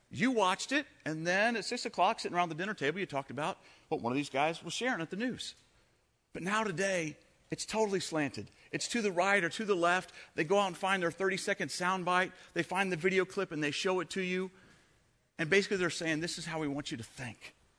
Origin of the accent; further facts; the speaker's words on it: United States; I was born in the United States of America.